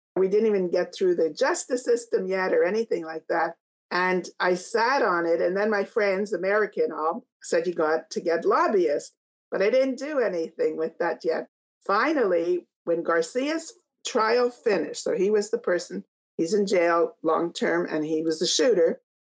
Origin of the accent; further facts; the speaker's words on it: Canada; I'm from Canada.